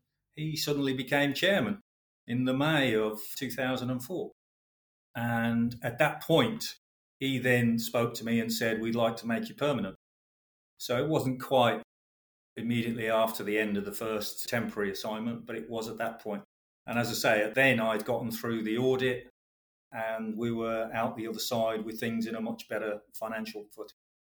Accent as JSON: {"language": "English", "region": "Midlands", "country": "United Kingdom", "said": "Obviously, as I've already mentioned, I'm a boy from the Midlands."}